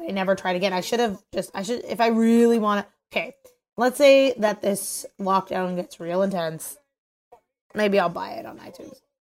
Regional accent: Toronto, Ontario, Canada; we're all from Toronto

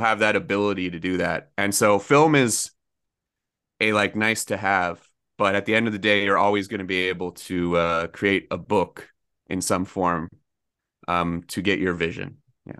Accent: Oshawa, Ontario, Canada; I grew up in Oshawa

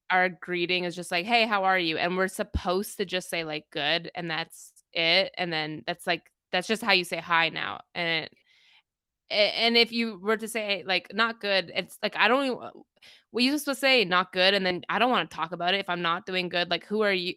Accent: Toronto, Ontario, Canada; also born or lived in Kingston; I grew up in Toronto

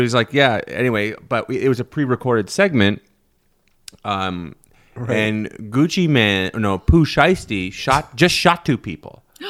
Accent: Russia; I'm from Russia somehow.

